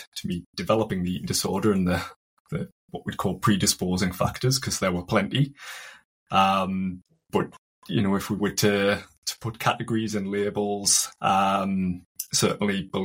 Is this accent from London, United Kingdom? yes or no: no; County Durham, North East England, United Kingdom; I'm from County Durham